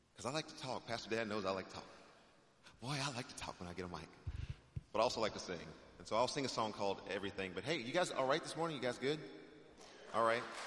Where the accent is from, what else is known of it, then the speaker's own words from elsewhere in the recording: Texas, United States; moved away; I'm originally from Texas